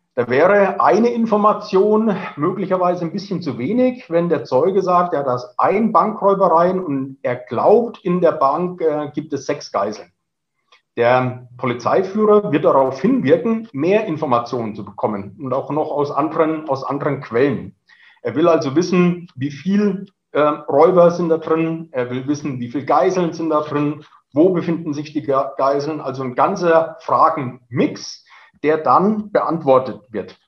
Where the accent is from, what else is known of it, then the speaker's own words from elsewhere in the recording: Franconia, Bavaria, Germany; accent: Franconian; moved away as an adult; now in Munich, Germany; Sie hören es am Zungenschlag. Ich bin gebürtiger Franke, äh, sitze aber seit äh, über 20 Jahren hier in München fest